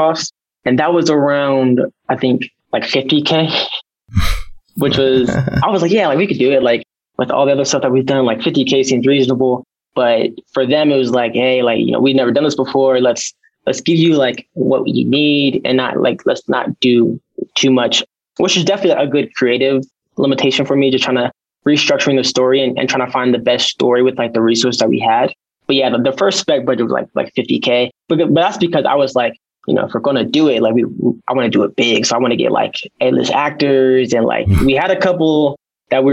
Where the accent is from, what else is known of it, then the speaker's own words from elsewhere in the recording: Ohio, United States; moved away as an adult; now in Utah, United States; I was actually back in Ohio because I'm from Ohio